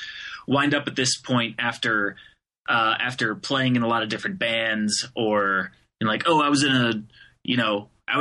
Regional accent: Phoenix, Arizona, United States; moved away as an adult; now in Detroit, United States; I'm actually from Phoenix, Arizona, which is a wildly divergent, area and attitude and everything. So I grew up in the desert

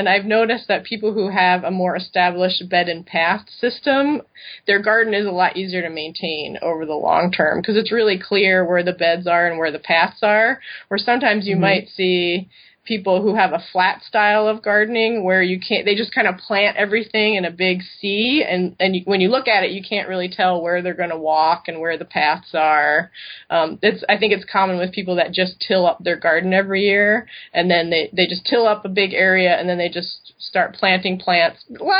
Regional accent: East Coast, United States; now in Madison, United States; which I didn't know because I grew up in the East Coast. I knew nothing about the Midwest. So we ended up in Madison, and that was 12 years ago, and we still live there.

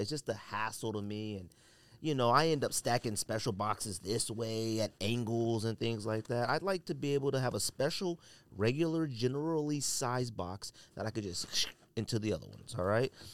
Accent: California, United States; I'm from California

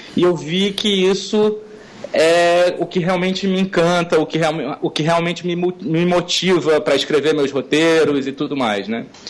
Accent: the Amazon, North Region, Brazil; mostrar isso com o sotaque da gente de lá, com o jeito da gente de lá, com a cara que a gente tem de lá

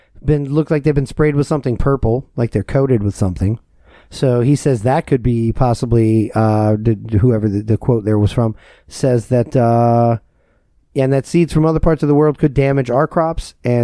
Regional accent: Florida, United States; I'm from Florida a lot of times.

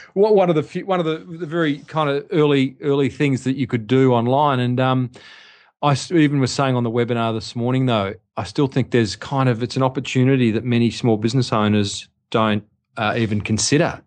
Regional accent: Australia; I was an Australian

